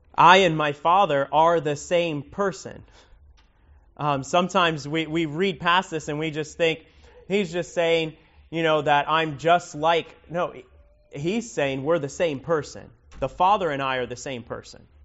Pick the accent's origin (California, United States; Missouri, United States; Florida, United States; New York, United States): Florida, United States; Miami; now in Lake County, United States; I grew up in Miami